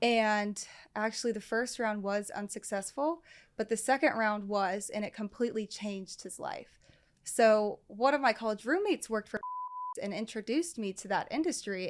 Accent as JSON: {"language": "English", "town": "Cincinnati", "region": "Ohio", "country": "United States", "tie": "born or raised there", "said": "born and raised Cincinnati, and right here. I never left. Uh, grew up in Westchester"}